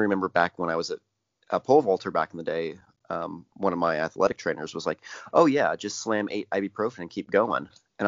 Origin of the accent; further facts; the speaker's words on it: Indiana, United States; from Indiana. We're backwards, okay? Illinois was always like Indiana's Canada for me growing up.